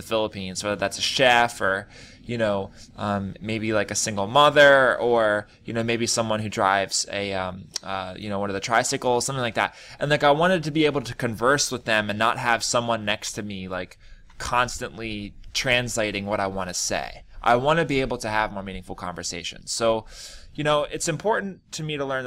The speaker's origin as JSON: {"language": "English", "country": "United States", "said": "I'm a foreigner, basically. I'm from America."}